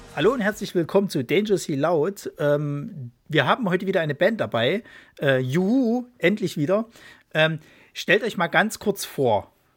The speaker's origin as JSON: {"language": "German", "town": "Leipzig", "region": "Saxony", "country": "Germany", "tie": "born or raised there", "moved": "yes", "said": "ist ja eigentlich meine Heimatstadt, aber äh, ja, äh, man musste, man musste dann irgendwann umziehen"}